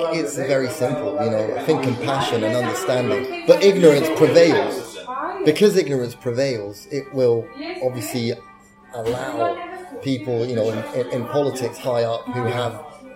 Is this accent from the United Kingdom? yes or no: yes; United Kingdom; I was born in Britain